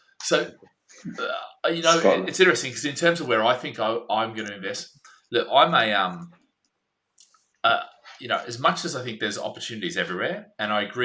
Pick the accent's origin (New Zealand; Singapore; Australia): Australia; I'm an Aussie